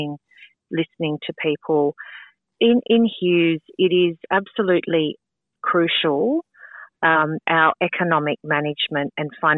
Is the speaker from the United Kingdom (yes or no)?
no; Sutherland Shire, New South Wales, Australia; I grew up in the Sutherland Shire and I still live in the Sutherland Shire